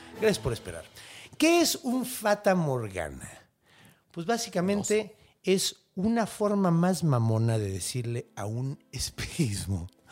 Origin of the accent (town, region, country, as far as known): Mexico; accent: Mexican Spanish